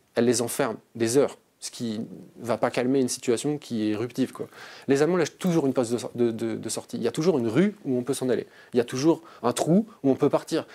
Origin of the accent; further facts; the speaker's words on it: Strasbourg, Grand Est, France; moved away as an adult; also born or lived in Rennes; je suis né à Strasbourg en 1987